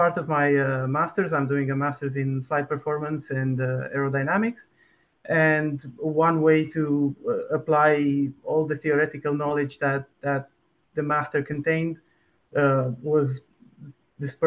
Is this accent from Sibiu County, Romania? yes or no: no; Bucharest, Romania; moved away as an adult; now in Delft, Netherlands; I'm born and raised in Bucharest, Romania, but I went to study in the Netherlands aerospace engineering